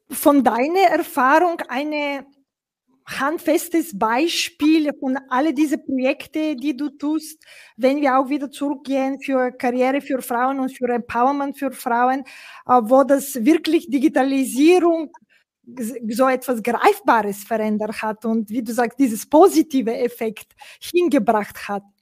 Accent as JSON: {"language": "German", "country": "Bulgaria", "second_language": "German", "said": "ich komme aus Bulgarien ursprünglich"}